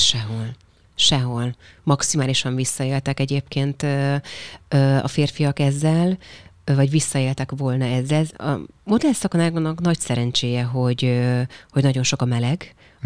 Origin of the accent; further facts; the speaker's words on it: Nógrád, Hungary; also born or lived in Paris, France / United States; én bányás családból származom, és a bányát bezárták 94-95-ben, tehát amikor én pont amikor a gimit kezdtem 14 évesen